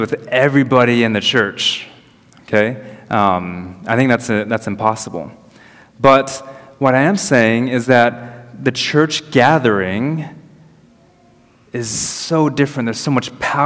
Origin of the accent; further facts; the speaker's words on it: United States; moved away; I'm American